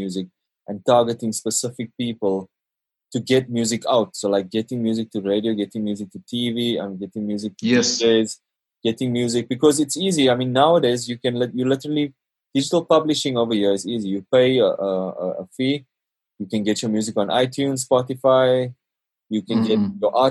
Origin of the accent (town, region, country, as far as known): South Africa